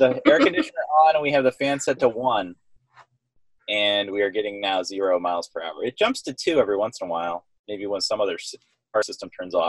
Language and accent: English; Aurora, Ohio, United States; also born or lived in Hudson, Ohio; I grew up in Aurora, Ohio. And we live in Cincinnati